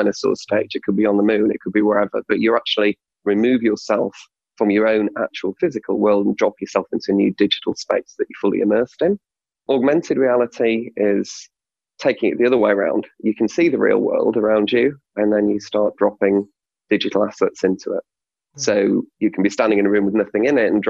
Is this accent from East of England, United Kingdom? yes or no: no; Hull, Yorkshire and the Humber, United Kingdom; I'm from Hull